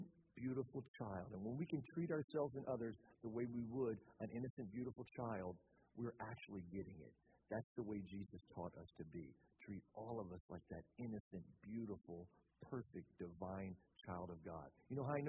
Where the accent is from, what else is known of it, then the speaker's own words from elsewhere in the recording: Louisiana, United States; now in Orlando, United States; I grew up in the South, grew up in Louisiana. We live in Florida now